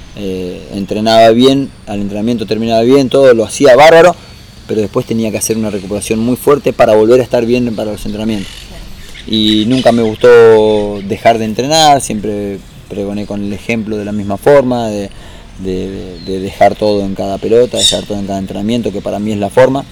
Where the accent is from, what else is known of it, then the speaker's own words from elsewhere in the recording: San Juan, Argentina; now in Buenos Aires, Argentina; me vine de San Juan